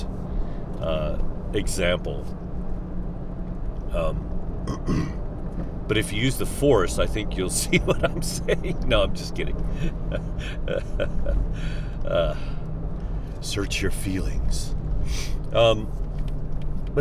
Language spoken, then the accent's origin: English; United States; I feel like I'm American